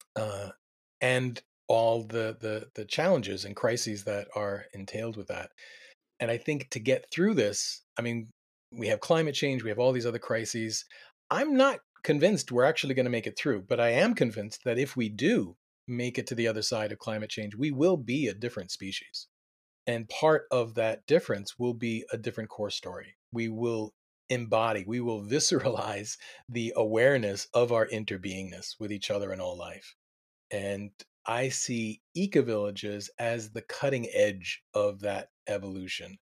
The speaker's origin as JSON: {"language": "English", "region": "Delaware", "country": "United States", "tie": "born or raised there", "also_born_or_lived": "Ithaca, New York", "said": "I was born in Ithaca, upstate New York, which was very, uh, progressive, uh, from six to eighteen, I lived in the suburbs in, in Delaware"}